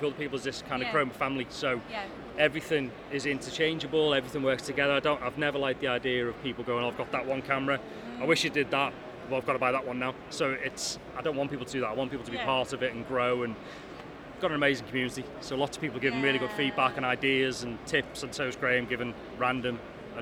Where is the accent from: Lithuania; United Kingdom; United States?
United Kingdom; Liverpool, North West England; I'm a Scouser